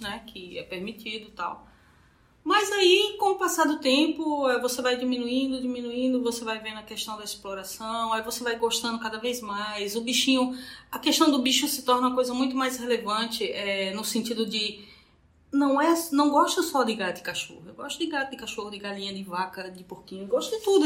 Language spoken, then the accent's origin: Portuguese; Petrolina, Pernambuco, Brazil; Eu sou de Petrolina